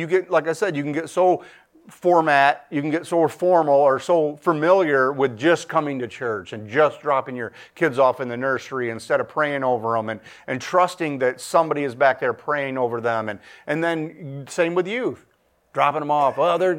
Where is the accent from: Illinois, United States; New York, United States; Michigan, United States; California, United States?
Michigan, United States; My buddy, I'm from Michigan, and him and his mom moved from West Kentucky up here to Michigan